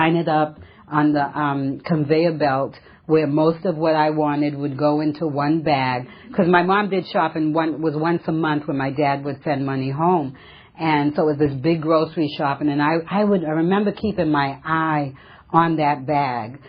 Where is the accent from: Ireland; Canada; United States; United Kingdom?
United States; Massachusetts; now in California, United States; I come from Massachusetts originally. I've been in California for about 35 years, and originally from a small New England town